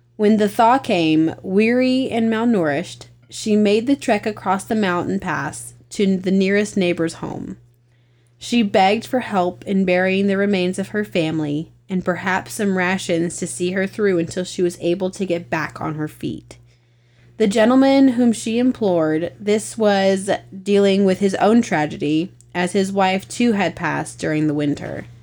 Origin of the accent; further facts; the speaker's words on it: the mountains in Virginia, United States; I'm from the mountains in Virginia